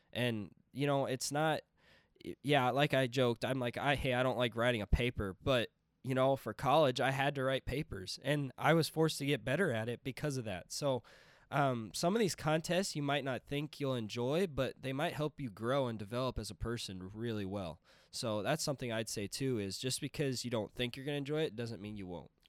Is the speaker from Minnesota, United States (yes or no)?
yes; Princeton, Minnesota, United States; I'm from Princeton, Minnesota